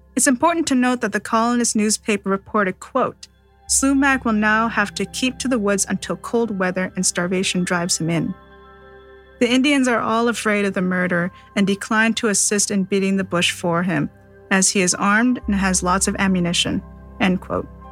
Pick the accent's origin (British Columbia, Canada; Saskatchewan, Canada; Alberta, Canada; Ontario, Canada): British Columbia, Canada; Seabird Island First Nation; Growing up in Seabird Island First Nation